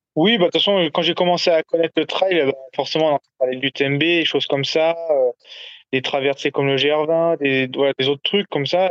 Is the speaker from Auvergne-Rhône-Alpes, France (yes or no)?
yes; Savoie, Auvergne-Rhône-Alpes, France; also born or lived in Grenoble; now in Haute-Savoie, France; je suis originaire de Savoie